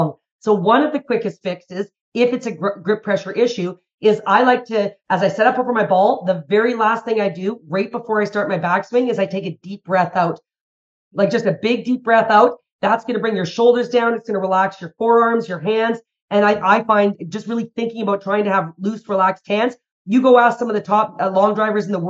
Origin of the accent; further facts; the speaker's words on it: Calgary, Alberta, Canada; I'm from Calgary, Alberta, Canada